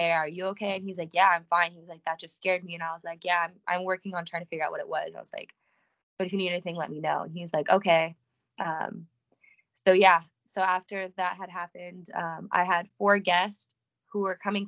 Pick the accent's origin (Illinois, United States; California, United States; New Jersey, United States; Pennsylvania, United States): California, United States; moved away as an adult; now in Nashville, United States; I am from California. I just moved here actually the end of October